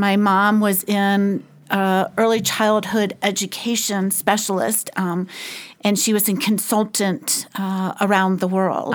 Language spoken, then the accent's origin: English; South Carolina, United States; I am from South Carolina